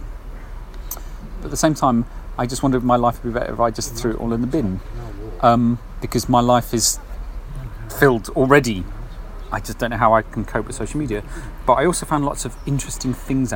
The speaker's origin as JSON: {"language": "English", "area": "Kenneth Clarke's constituency", "region": "East Midlands", "country": "United Kingdom", "tie": "born or raised there", "said": "I grew up in Kenneth Clark's constituency"}